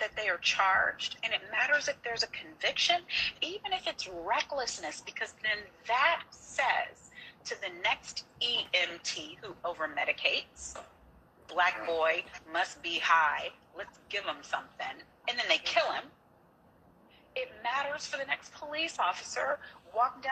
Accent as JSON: {"language": "English", "town": "Galveston", "region": "Texas", "country": "United States", "tie": "born or raised there", "said": "This is my home county. I'm from Galveston."}